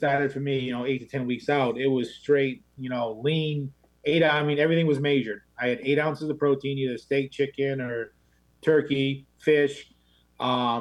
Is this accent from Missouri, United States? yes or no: yes; Missouri, United States; moved away